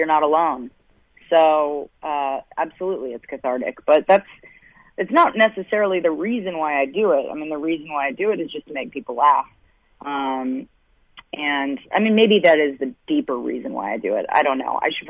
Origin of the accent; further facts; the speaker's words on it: United States; moved away as an adult; also born or lived in Boston / New York; Originally, I'm from actually outside of D.C., I've been on the East Coast my whole life